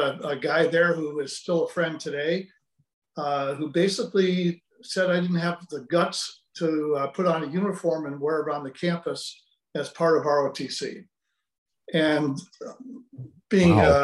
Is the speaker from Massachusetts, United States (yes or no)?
yes; Sunderland, Massachusetts, United States; I grew up in a small town in Western Massachusetts called Sunderland